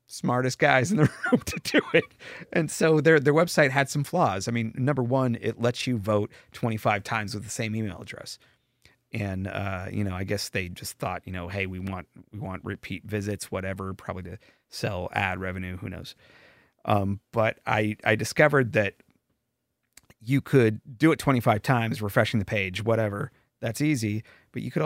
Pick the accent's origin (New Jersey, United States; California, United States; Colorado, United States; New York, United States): California, United States; Bay Area; born and raised in the Bay Area